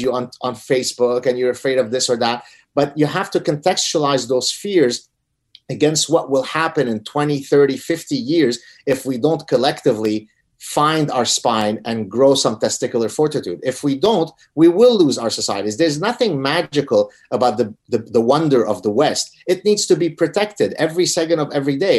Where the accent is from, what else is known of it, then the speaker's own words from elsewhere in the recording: Lebanon; moved away; I come from Lebanon. We're Lebanese Jews who escaped execution in Lebanon because of our heritage.